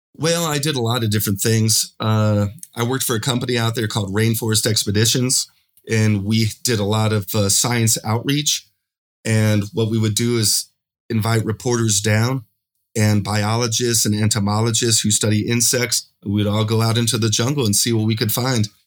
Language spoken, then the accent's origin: English; Pueblo, Colorado, United States; moved away as an adult; now in Medellin, Colombia; I'm originally from Pueblo, Colorado. I now live in Medellin, Colombia